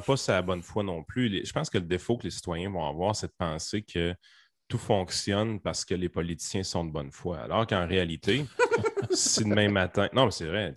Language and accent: French; Quebec, Canada; on est québécois